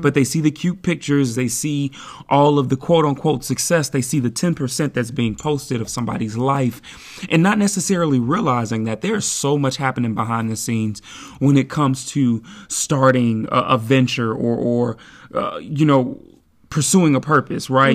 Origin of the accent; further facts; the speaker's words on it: Midwest, United States; now in Seattle, United States; I'm from the Midwest, so I'm used to this kinda weather